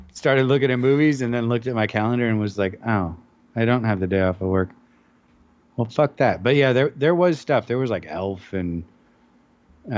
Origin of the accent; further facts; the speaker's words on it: Menlo Park, California, United States; I rode from Menlo Park, like you're in my hometown, to almost Los Altos Hills to visit my old elementary school.